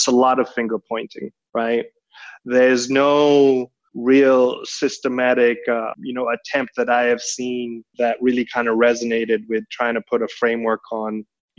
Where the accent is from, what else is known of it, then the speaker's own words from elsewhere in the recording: Kenya; moved away as an adult; also born or lived in Denmark / Netherlands / London / Hong Kong; now in Singapore; I am very much an emerging market child, born and raised in Kenya, did all my higher education in Europe.